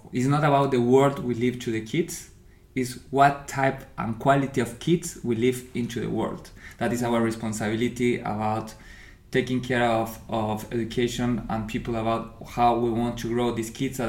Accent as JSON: {"language": "English", "country": "Argentina", "also_born_or_lived": "Paraguay", "first_language": "Spanish", "second_language": "English", "moved": "as an adult", "lives_now": "Berlin, Germany", "said": "I'm coming from Argentina. I'm living in Berlin since 7 years."}